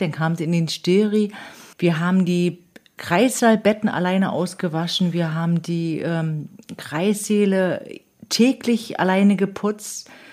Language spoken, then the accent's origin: German; Demmin, Mecklenburg-Vorpommern, Germany; Ich bin geboren in der Mien am neunundzwanzigsten ersten fünfundsechzig und, äh, habe auch in der Mien meine Kindheit verlebt